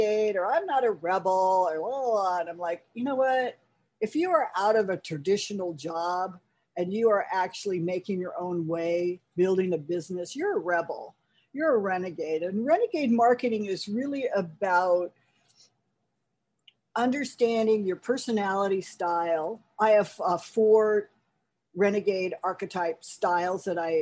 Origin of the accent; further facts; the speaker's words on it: California, United States; moved away as an adult; also born or lived in New York City; I'm actually a fourth generation native Californian